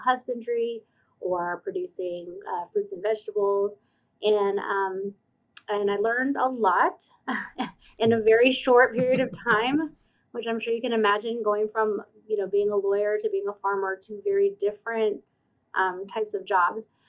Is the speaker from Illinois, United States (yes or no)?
no; Stone Mountain, Georgia, United States; I grew up in Stone Mountain, Georgia, like mm-hmm. suburbs of Atlanta